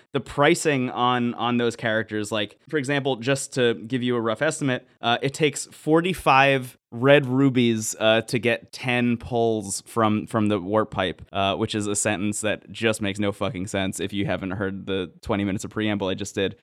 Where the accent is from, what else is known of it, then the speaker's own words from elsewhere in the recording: New Jersey, United States; I say New Jersey